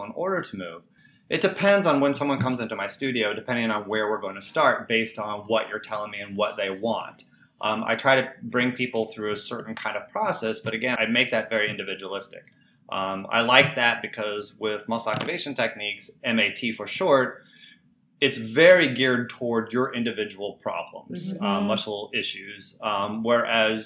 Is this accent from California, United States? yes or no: no; Indiana, United States; I grew up in Indiana